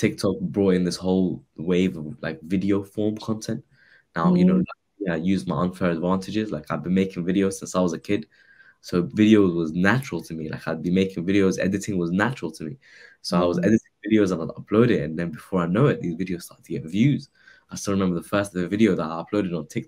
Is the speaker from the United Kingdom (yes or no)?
yes; around Heathrow Airport, London, United Kingdom; I grew up around Heathrow Airport. I'm a local lad, local boy.